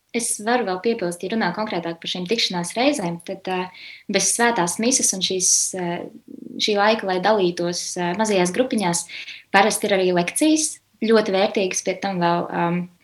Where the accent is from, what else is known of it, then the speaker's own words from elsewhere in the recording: Riga, Latvia; Esmu no Rīgas, dzimusi augusta rīzniece.